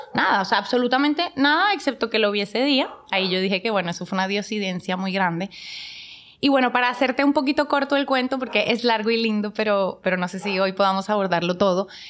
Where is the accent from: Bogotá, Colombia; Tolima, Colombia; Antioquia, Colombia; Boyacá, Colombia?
Bogotá, Colombia; moved away as an adult; now in Dominican Republic; yo soy de Bogotá, Colombia.